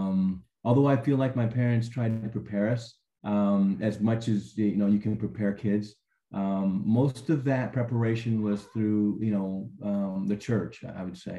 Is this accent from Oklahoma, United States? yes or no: no; California, United States; also born or lived in Arizona / Hawaii; if we walked into a restaurant where I grew up in California or anywhere else, Arizona, Hawaii, you know, people wouldn't even bat an eye or look up at you.